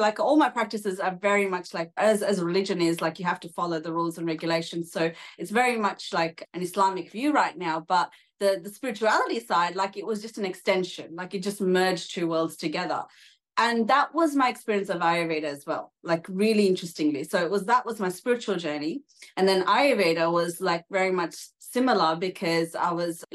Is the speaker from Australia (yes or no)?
yes; Australia; also born or lived in Sydney, Australia; I'm Australian, so I live in Sydney, Australia, and have an Indian background. And I was raised in a very Indian way, but I never connected to my roots.